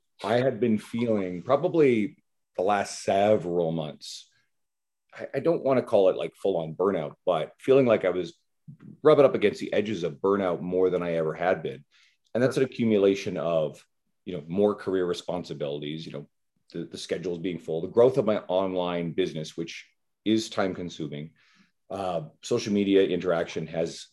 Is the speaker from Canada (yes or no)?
yes; East Coast of Canada, Canada; moved away; I'm originally from the East Coast of Canada, so I'm going home to see my folks in a couple of weeks